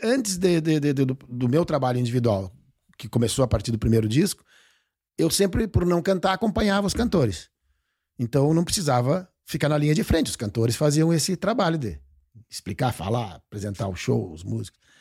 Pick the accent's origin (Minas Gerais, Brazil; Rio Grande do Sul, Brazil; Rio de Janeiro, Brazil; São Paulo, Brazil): Rio Grande do Sul, Brazil; Porto Alegre; moved away as an adult; now in Barra do Ribeiro, Brazil; Eu nasci em Porto Alegre mesmo